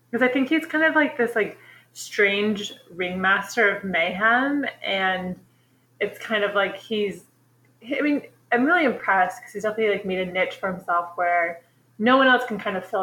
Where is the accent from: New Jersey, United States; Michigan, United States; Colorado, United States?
New Jersey, United States; tell them we're from Jersey.